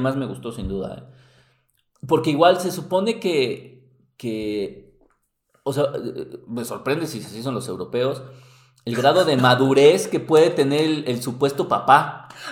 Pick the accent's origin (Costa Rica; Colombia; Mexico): Mexico; somos mexicanos